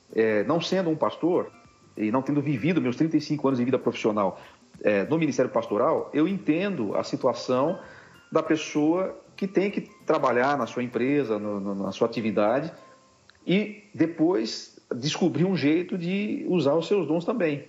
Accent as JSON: {"language": "Portuguese", "town": "Tupi Paulista", "region": "São Paulo", "country": "Brazil", "tie": "born or raised there", "also_born_or_lived": "Rio Claro / Ribeirão Preto", "lives_now": "Piracicaba, Brazil", "said": "eu fui criado no interior de São Paulo. Eu fui criado, eu fiquei um tempo em Tupi Paulista, lá perto da, da, do Mato Grosso."}